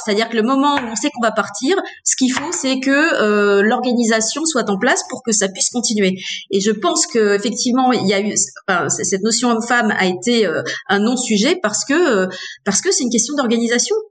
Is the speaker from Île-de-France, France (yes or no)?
no; Hauts-de-France, France; je suis née dans les Hauts-de-France j'ai fait mes études dans les Hauts-de-France